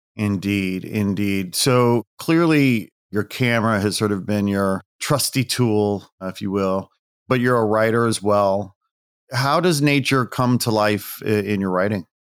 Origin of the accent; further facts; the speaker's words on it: Midwest, United States; moved away as an adult; also born or lived in California; now in Los Angeles, United States; Midwest boy, really. I'm proud Midwesterner